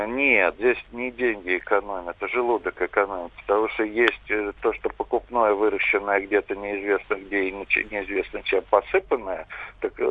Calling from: Moscow, Russia

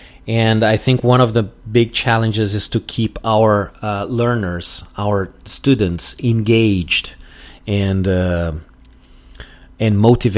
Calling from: Porto Alegre, Rio Grande do Sul, Brazil

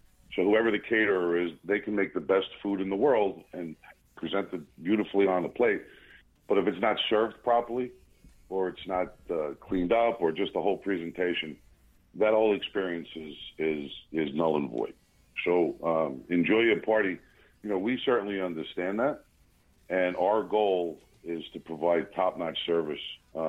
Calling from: New Jersey, United States; I am calling in from New Jersey. The northern part of the country

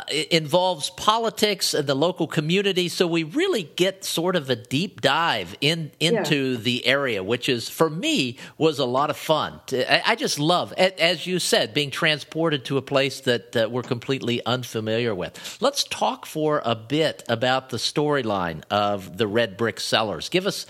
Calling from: Naples, Florida, United States; I'm calling from Naples, Florida, talking via Skype.

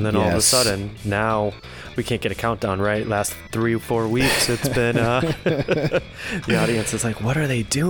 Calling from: Dallas, Texas, United States; I'm calling in from Dallas, Texas.

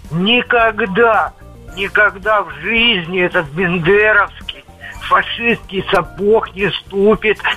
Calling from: Novgorod Oblast, Russia; Я из Новгородской области.

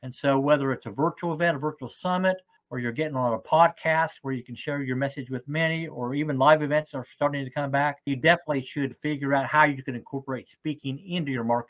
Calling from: Terre Haute, Indiana, United States; So I'm in Terre Haute, Indiana, which is in the Midwest, about 4 hours or so south of Chicago.

